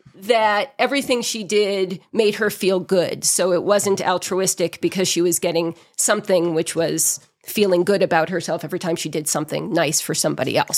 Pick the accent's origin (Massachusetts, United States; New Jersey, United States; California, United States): Massachusetts, United States; outside of Boston; moved away as an adult; also born or lived in New Hampshire / Los Angeles, United States; now in Big Bear Lake, United States; I was born and raised outside of Boston and spent my childhood in small towns in New England